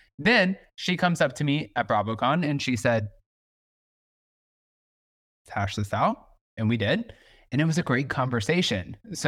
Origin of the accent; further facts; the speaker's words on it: the South, United States; I'm from the South. I'm cut from a different cloth.